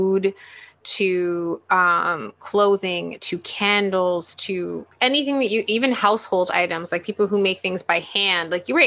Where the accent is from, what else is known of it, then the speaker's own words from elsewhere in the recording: Toronto, Ontario, Canada; I grew up in Toronto